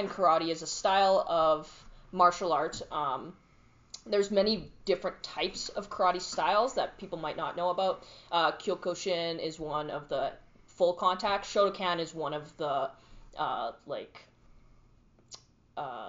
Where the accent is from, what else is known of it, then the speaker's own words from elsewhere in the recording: Medicine Hat, Alberta, Canada; So I was originally born and raised in Medicine Hat, Alberta, and so I grew up there my entire life.